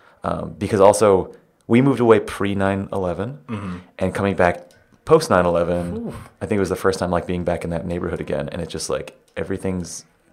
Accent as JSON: {"language": "English", "town": "New York City", "region": "New York", "country": "United States", "tie": "born or raised there", "also_born_or_lived": "Manhattan", "said": "I was born in Flushing."}